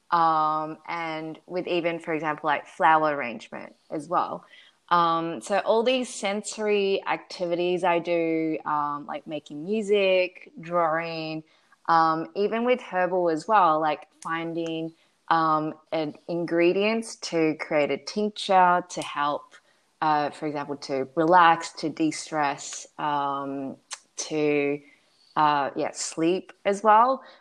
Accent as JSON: {"language": "English", "country": "Australia", "tie": "born or raised there", "also_born_or_lived": "Shanghai / Taipei / Berlin", "lives_now": "Los Angeles, United States", "said": "So, I was born in Shanghai, China, and I went to Australia when I was five."}